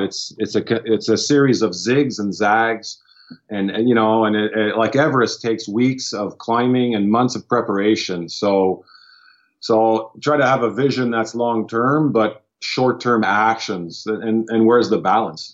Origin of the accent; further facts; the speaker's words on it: Ottawa, Ontario, Canada; We're francophone from Ottawa, so I'm a Franco-Ontarian, which is a linguistic minority in in, uh, in the province where I was born.